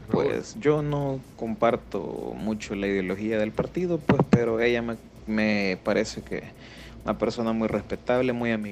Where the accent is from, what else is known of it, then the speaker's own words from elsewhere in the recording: El Salvador; moved away; los salvadoreños que estamos fuera del país